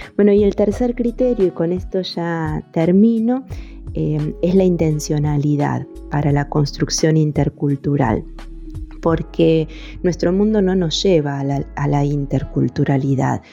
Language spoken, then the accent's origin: Spanish; Argentina; also born or lived in Fiji; uno de los tantos pueblos originarios en mi país, el pueblo mapuche